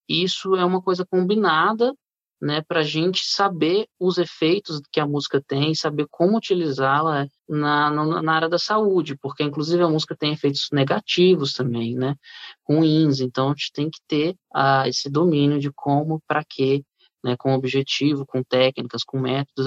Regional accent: Brasília, Federal District, Brazil; moved away as an adult; also born or lived in Rio de Janeiro; eu fui para o Rio, sou de Brasília, eu fui para o Rio com 18 anos

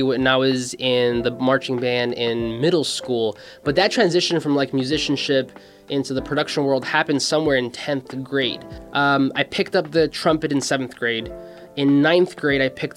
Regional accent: Mexico; now in United States; My dad was working here in the States because I was born in Mexico

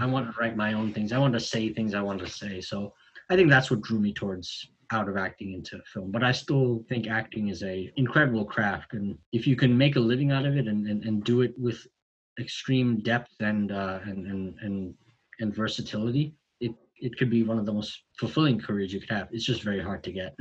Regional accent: New York City, New York, United States; I grew up in Brooklyn

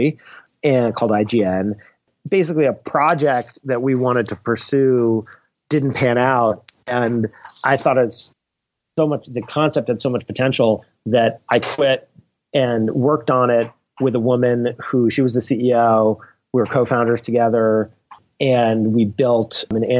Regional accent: New York, United States; I'm from New York.

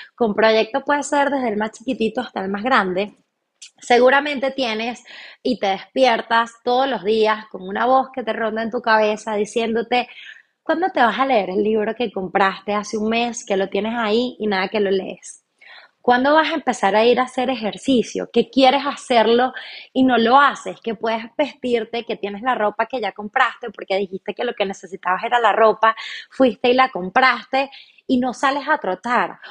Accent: Venezuela; moved away as an adult; also born or lived in Chile; now in Argentina; pues soy venezolana. Actualmente estoy viviendo en Argentina, tengo casi seis meses viviendo en este hermoso país. Me vine para Argentina después de vivir cinco años y medio en Chile, donde Previamente viví 23 años de mi vida en Venezuela

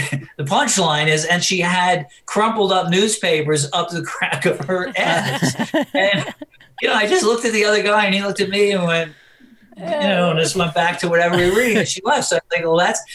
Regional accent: New York City, New York, United States; growing up in New York

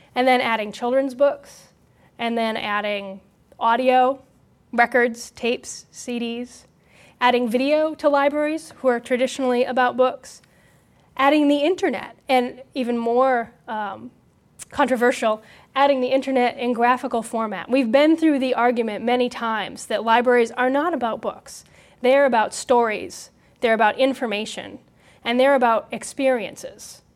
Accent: Hampton, New Hampshire, United States; my hometown. in Hampton, New Hampshire.

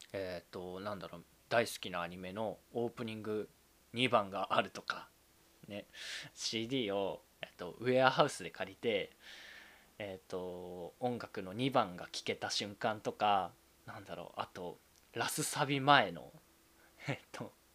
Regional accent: Saitama, Japan; also born or lived in Tokyo; 東京生まれ、埼玉育ち、二十四歳のサラリーマンです。

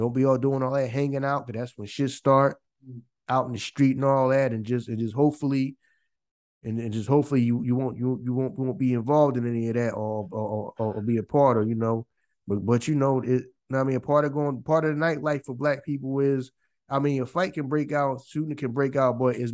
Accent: Philadelphia, Pennsylvania, United States; I'm born and raised in Philly

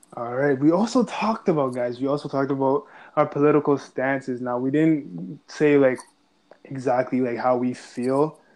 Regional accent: Ajax, Ontario, Canada; I'm from Ajax

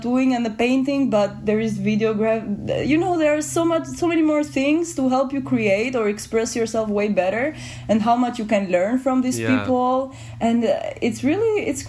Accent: Albania; now in Amsterdam, Netherlands; I'm from Albania

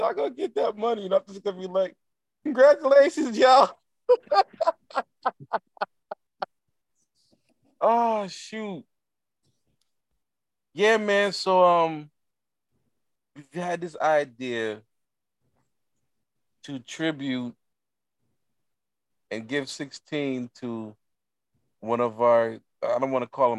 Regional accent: Jamaica; I already told you, I'm Jamaican.

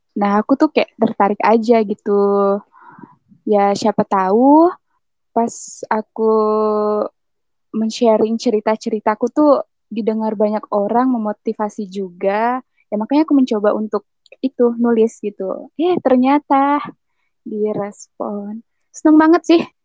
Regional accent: Singkawang, West Kalimantan, Indonesia; now in Pontianak, Indonesia; Aku waktu kecil, aku di kota Singkawang. Cuman pas udah lulus sekolah gitu, aku merantau ke kota Pontianak, tapi masih di Kalimantan Baratnya juga

